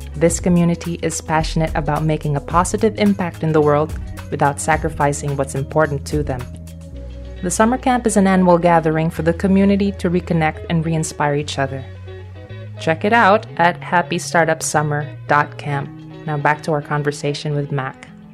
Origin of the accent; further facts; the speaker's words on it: Philippines; I'm from the Philippines